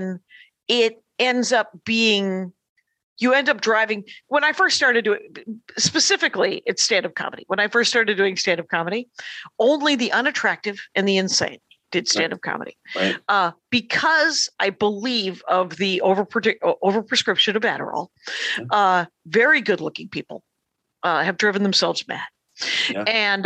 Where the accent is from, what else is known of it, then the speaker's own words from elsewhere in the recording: Wisconsin, United States; now in Los Angeles, United States; I'm from Wisconsin